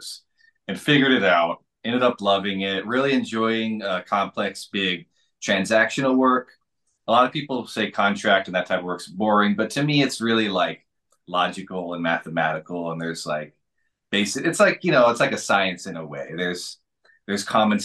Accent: Washington, United States; moved away as an adult; also born or lived in Seattle / Japan; I'm from Washington State.

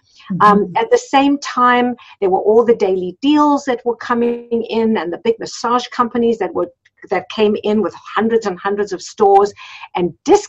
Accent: South Africa; moved away as an adult; So when we came from South Africa, we came with very little money. I had two young children and my husband had been a pharmacist in South Africa, but he wasn't licensed here

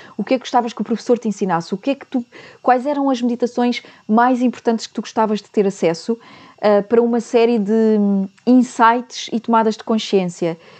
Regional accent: Portugal; nós portugueses

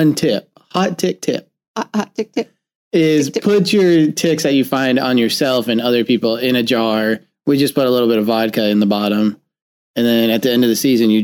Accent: Florida, United States; moved away; growing up in Florida, we definitely worried about ticks, chiggers, mosquitoes, everything else that bit and could kill you.

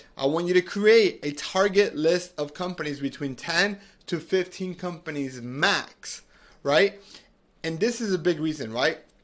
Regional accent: Medellin, Antioquia, Colombia; now in United States; I'm originally from Medellin, Colombia, from South America

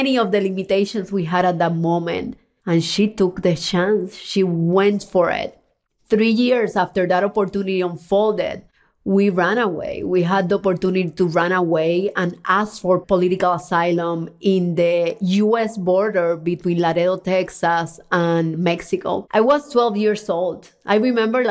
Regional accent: Cuba; moved away; I was born in Cuba, a communist country where freedom and opportunities are very limited

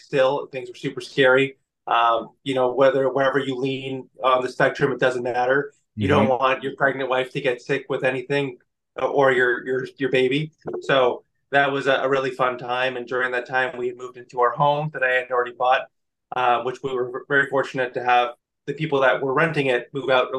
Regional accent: Canada; I'm Canadian

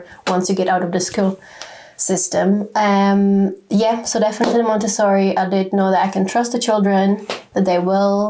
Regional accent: Czechia; moved away as an adult; now in United Kingdom; we come originally from the Czech Republic

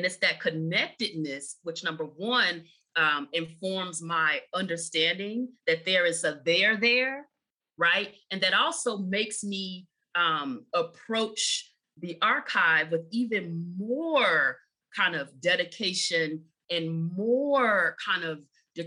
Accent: Chicago, Illinois, United States; I grew up in Chicago

